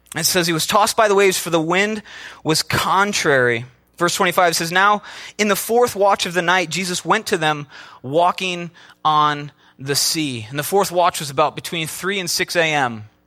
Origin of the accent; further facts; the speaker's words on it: Midwest, United States; I'm from the Midwest.